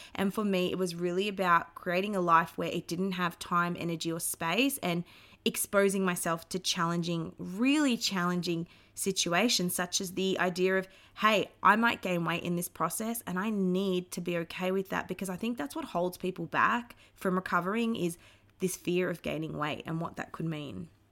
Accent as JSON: {"language": "English", "town": "Melbourne", "region": "Victoria", "country": "Australia", "tie": "born or raised there", "said": "I grew up in Melbourne, Australia"}